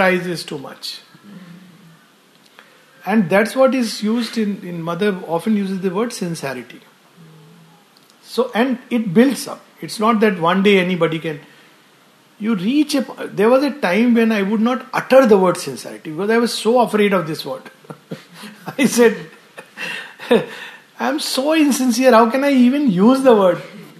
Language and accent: English; India